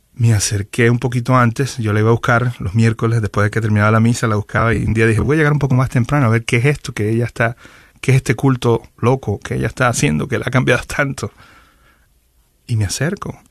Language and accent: Spanish; Venezuela; moved away as an adult; now in Miami, United States; soy venezolano. Eh, tengo más de 20 años ya viviendo en Miami